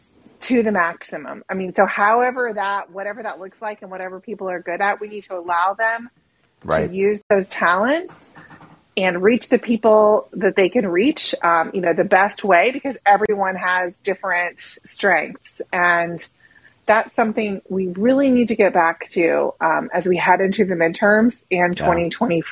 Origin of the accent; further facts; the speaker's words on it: Oklahoma, United States; moved away as an adult; I grew up in Oklahoma. I grew up in, you know, kind of, we consider ourselves the South